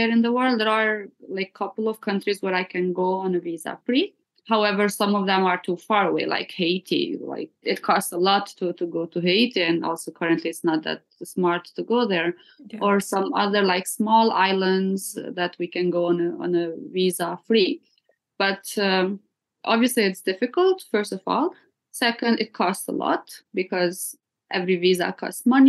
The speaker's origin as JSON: {"language": "English", "country": "Kosovo", "tie": "born or raised there", "said": "I just moved to a village near my hometown for a few nights"}